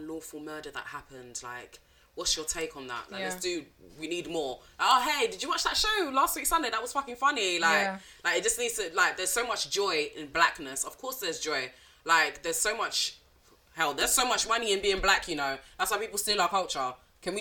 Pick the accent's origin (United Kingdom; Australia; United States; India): United Kingdom; London; first language French; English is a second language; I'm from East London. I do like where I grew up, which was Newham.